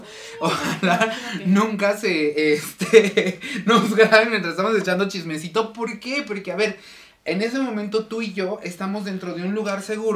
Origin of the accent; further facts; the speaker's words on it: Mexico; nuestra identidad como mexicano